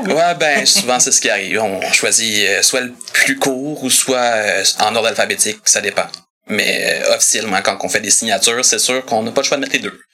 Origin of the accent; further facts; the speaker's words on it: Saint-Hubert, Quebec, Canada; Je suis d'originaire de Saint-Hubert. J'habite toujours là-bas